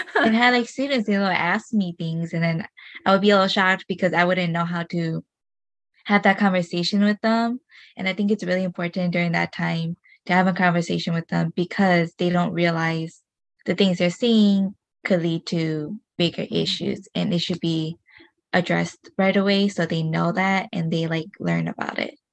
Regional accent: United States; first language Hmong; you're you're born here

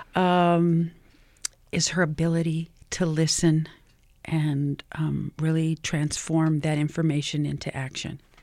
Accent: New Mexico, United States; I am from New Mexico

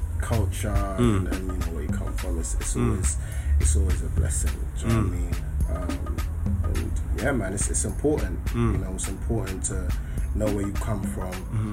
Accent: London, United Kingdom; also born or lived in Croydon; I grew up in Clapham.

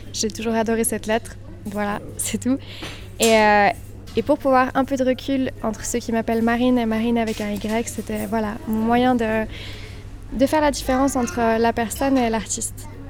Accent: Villeneuve, Switzerland; also born or lived in Australia; on vient de Villeneuve. Notre maman est prof d'allemand, notre père est restaurateur. On vient de, bah voilà, de, de, Villeneuve, c'est un petit village

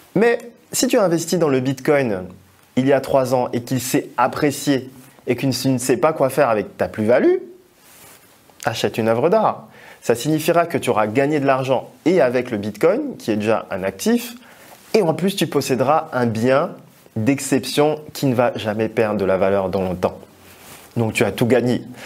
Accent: Togo; mon pays d'origine qui est le Togo

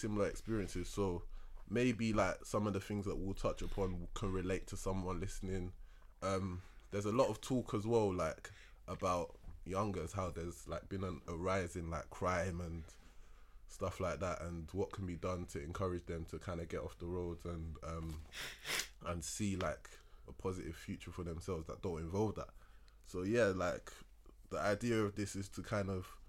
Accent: London, United Kingdom; I was born and raised in Peckham

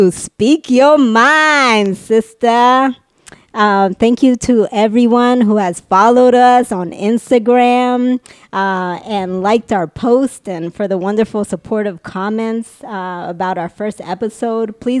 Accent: Washington, District of Columbia, United States; moved away; I grew up in the D.C. area

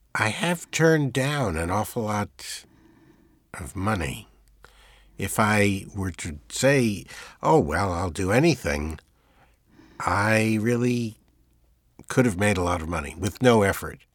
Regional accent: United States; I am an American

